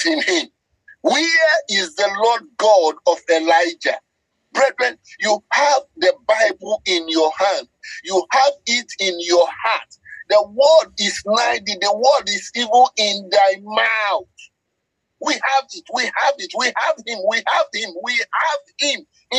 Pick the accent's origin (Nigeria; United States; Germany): Nigeria; I speak as a Nigerian.